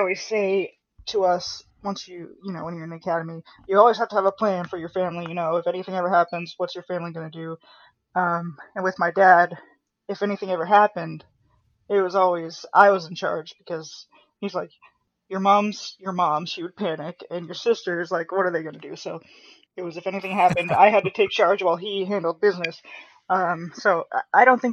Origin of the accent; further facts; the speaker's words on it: Boise, Idaho, United States; moved away as an adult; also born or lived in Southern California; now in Las Vegas, United States; I grew up in Boise, Idaho for the majority of my life. I was actually born in Southern California